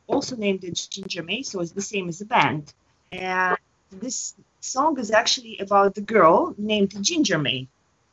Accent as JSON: {"language": "English", "country": "Russia", "also_born_or_lived": "Moscow", "moved": "as an adult", "lives_now": "Tokyo, Japan", "said": "I'm from Russia"}